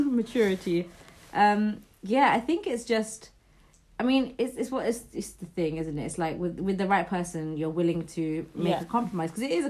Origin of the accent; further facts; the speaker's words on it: London, United Kingdom; I would rather work 5 jobs and get priced out of London, because I'm a Londoner.